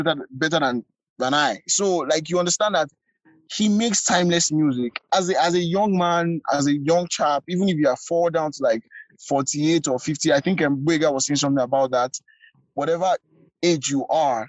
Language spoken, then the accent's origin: English; Lagos, Nigeria; I grew up in Lagos, I grew up in Bariga, I'm a Bariga boy